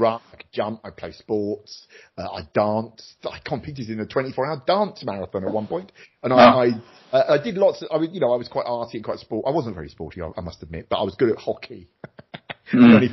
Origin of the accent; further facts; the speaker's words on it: Luton, East of England, United Kingdom; my hometown of Luton